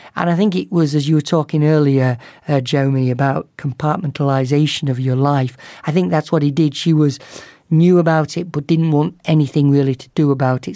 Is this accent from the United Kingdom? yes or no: yes; the north of England, United Kingdom; moved away; my hometown in the north of England